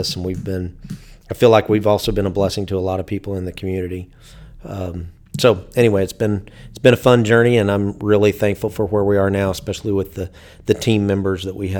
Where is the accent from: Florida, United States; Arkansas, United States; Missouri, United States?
Arkansas, United States; Fort Smith; I grew up down in Fort Smith, Arkansas, and had a Air National Guard base in town.